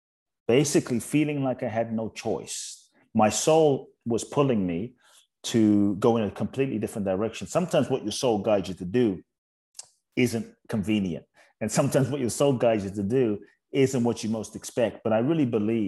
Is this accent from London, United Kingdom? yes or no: yes; London, United Kingdom; also born or lived in Ghana; I was born in Ghana, West Africa. So my father is from Ghana. My mother's Japanese. I grew up in London.